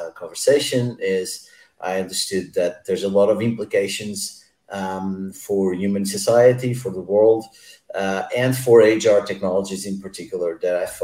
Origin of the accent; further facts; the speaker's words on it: Lisbon, Portugal; I'm from Lisbon, computer science. I studied at Tecnico